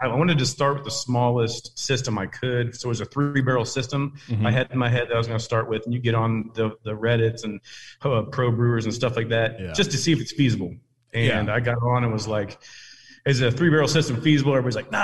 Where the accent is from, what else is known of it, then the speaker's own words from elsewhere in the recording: Ohio, United States; moved away as an adult; now in Clarksville, United States; I'm originally from Ohio and I got down to Tennessee in 06